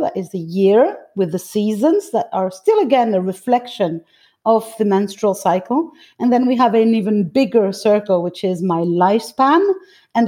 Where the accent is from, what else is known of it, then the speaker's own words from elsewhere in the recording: Greece; now in France; I'm actually Greek. I was born in Greece, and all my mother lineage comes from Greece.